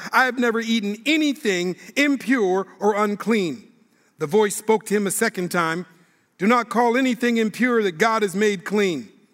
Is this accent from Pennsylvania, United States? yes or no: no; Minneapolis, Minnesota, United States; now in Sacramento, United States; I live in Sacramento, California, where I serve as a pastor, but I'm born and raised in Minneapolis, Minnesota